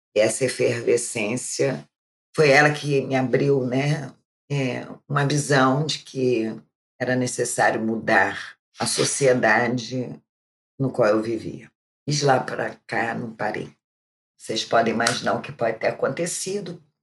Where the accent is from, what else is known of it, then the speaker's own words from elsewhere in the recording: Rio de Janeiro, Brazil; eu sou aqui do Rio de Janeiro, né? Eu já sou uma pessoa idosa, como vocês sabem. Eu comecei minha vida muito cedo, minha vida de trabalho. Eu nasci na Penha